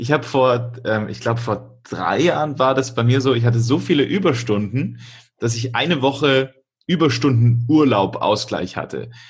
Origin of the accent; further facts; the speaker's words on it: Augsburg, Bavaria, Germany; also ich komme ja aus Augsburg